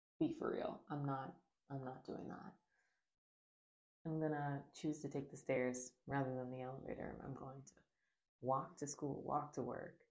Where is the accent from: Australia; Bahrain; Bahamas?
Bahamas; I grew up in the Bahamas